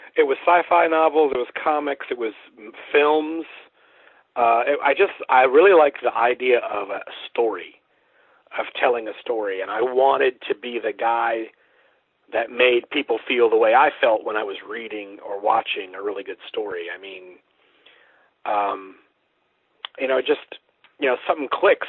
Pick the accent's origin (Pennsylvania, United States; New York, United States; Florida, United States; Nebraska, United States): Florida, United States; Central; moved away as an adult; also born or lived in Sanford, Florida / Ocala, Florida; now in Baton Rouge, United States; I'm originally from uh, Central Florida. I was born in Sanford, uh, which is kind of near Orlando and I went to high school in the Ocala area